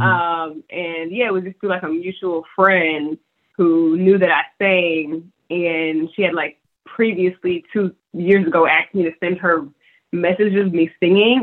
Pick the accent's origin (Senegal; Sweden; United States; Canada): United States; Decatur, Georgia; moved away as an adult; also born or lived in Lithonia, Georgia; now in Los Angeles, United States; Decatur, Georgia, Lithonia. That was where I was born and raised.